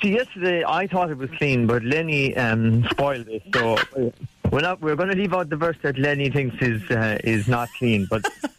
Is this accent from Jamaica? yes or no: no; Limerick, Munster, Ireland; I'm from Limerick.